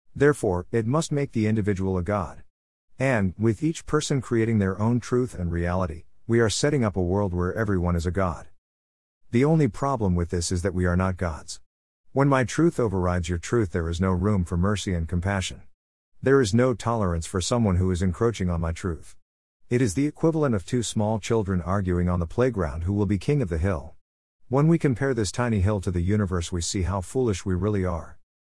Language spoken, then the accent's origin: English; Southern California, United States; now in Texas, United States; I grew up in Southern California in the land of smoggy skies and city lights.